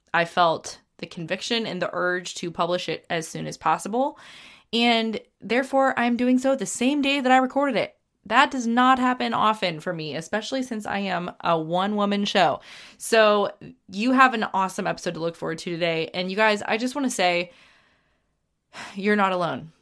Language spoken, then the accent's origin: English; United States; I've been proud to be an American